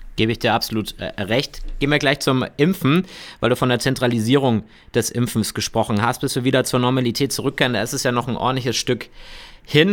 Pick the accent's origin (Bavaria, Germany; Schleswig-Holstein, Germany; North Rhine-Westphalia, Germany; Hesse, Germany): Bavaria, Germany; bei uns in Bayern